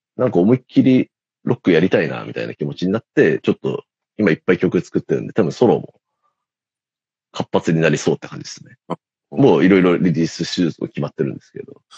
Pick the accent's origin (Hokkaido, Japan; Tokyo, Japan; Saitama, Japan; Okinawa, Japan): Tokyo, Japan; 俺、あの、大森ってとこ出身なんですけど